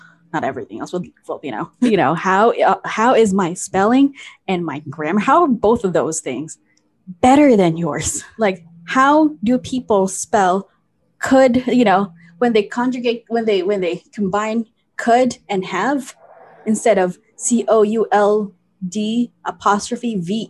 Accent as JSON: {"language": "English", "country": "Philippines", "said": "oh, I'm Filipino."}